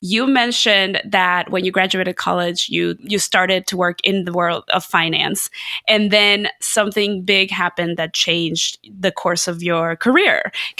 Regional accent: Mexico City, Mexico; as someone from Mexico City.

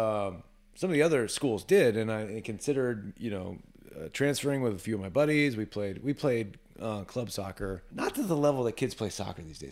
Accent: Lima, Ohio, United States; also born or lived in upstate New York / Western Pennsylvania; born in upstate New York, moved to Ohio when I was five years old.

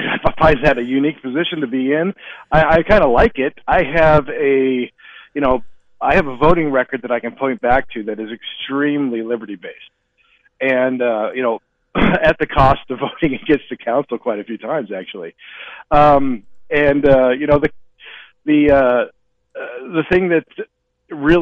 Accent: Great Falls, Montana, United States; moved away as an adult; now in Kalispell, United States; Born and raised in Montana, in Great Falls, was in the Army for a long time, came back, and now live in Kalispell

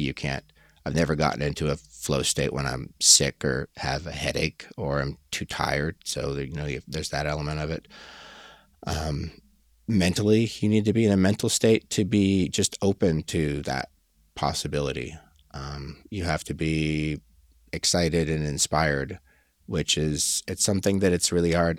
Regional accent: Colorado, United States; moved away as an adult; I was born here in Colorado, where I currently live

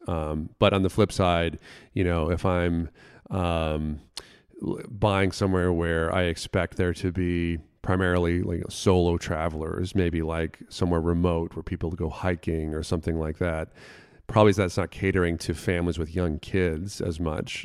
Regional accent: Florida, United States; moved away; where I grew up in Florida

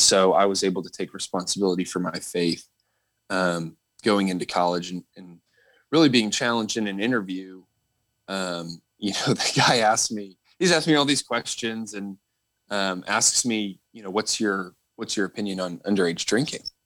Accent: Northern Virginia, United States; I grew up in Northern Virginia

